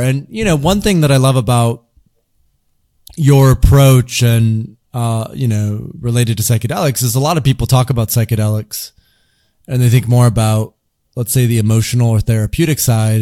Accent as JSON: {"language": "English", "town": "Grand Rapids", "region": "Michigan", "country": "United States", "tie": "born or raised there", "said": "I grew up in the Midwest in, in, in Grand Rapids, Michigan, pretty traditional part of the United States"}